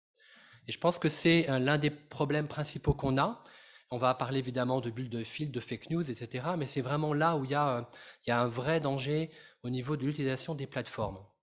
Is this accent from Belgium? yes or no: no; France; je suis français